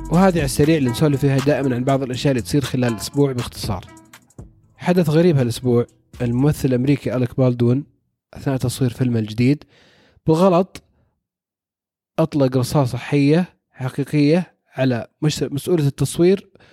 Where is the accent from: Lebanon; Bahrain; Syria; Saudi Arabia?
Saudi Arabia; عندنا في السعوديه